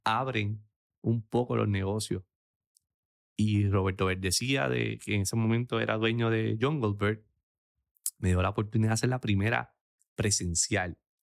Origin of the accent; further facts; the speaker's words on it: Aguadilla, Puerto Rico; mi pueblo de Aguadilla